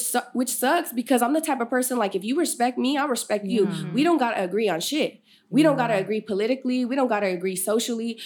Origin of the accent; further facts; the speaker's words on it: Sacramento, California, United States; also born or lived in Galt, California; I was born here in Sacramento, California, uh, North Highlands to be specific